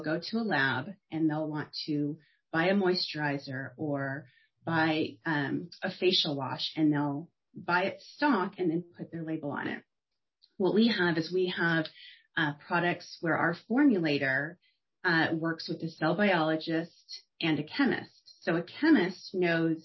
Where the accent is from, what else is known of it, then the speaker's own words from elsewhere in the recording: Torrance, California, United States; I grew up in Torrance, California, which is on the coast, just south